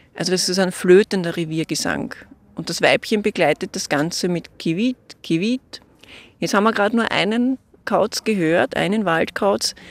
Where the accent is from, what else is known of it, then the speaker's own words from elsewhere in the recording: Austria; bei uns in Österreich